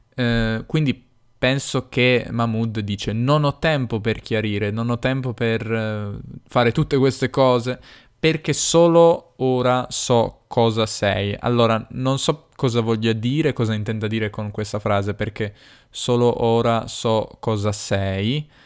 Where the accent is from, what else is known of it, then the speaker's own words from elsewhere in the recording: Turin, Piedmont, Italy; accent: Piedmontese, Turinese; il mio accento è piemontese, torinese.